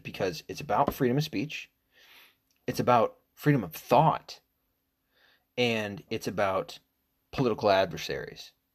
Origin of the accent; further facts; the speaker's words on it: United States; I'm American